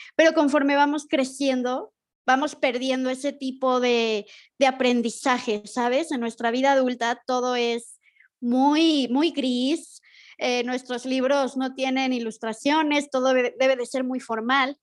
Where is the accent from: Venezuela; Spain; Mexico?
Mexico; soy de México.